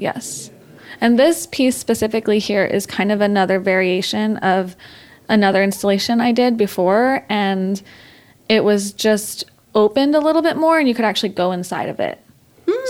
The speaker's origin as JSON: {"language": "English", "region": "Texas", "country": "United States", "tie": "born or raised there", "moved": "as an adult", "lives_now": "Los Angeles, United States", "said": "I was born and raised in Texas. I lived there for 26 years before I moved here four years ago"}